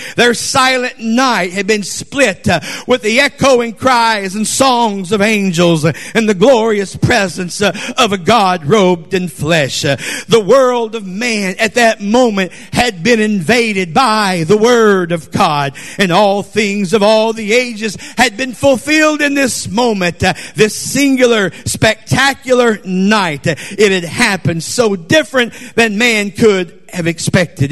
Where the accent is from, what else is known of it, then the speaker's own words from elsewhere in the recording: Conroe, Texas, United States; I'm from Texas in Conroe